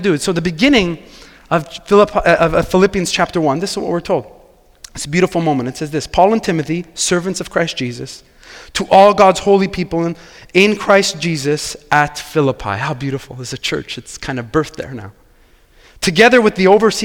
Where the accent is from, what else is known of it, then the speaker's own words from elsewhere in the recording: Quebec, Canada; I'm from Quebec. I grew up here